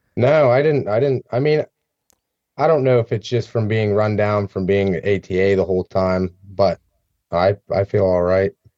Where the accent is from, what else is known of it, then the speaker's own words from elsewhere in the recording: central Pennsylvania, United States; I grew up here in Pennsylvania, more in the central part of the state